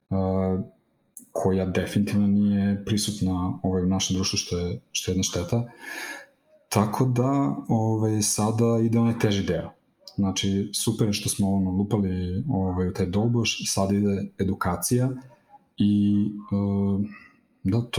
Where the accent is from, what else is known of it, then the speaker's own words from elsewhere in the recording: Serbia; kod nas u Srbiji